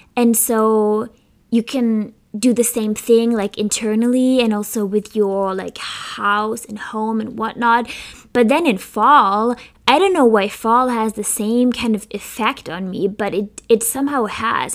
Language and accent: English; Germany; now in Philadelphia, United States; I come from Germany